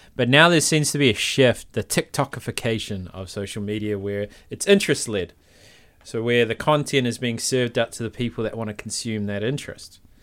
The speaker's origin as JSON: {"language": "English", "town": "Palmerston North", "region": "Manawatū-Whanganui", "country": "New Zealand", "said": "I'm from Palmerston North, it's much worse"}